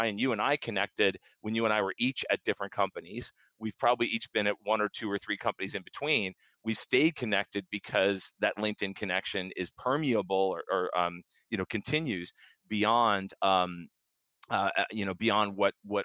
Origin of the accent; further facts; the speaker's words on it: Lancaster, Pennsylvania, United States; That led me to a job at a company called Cardinal Technologies, which was in Lancaster, my hometown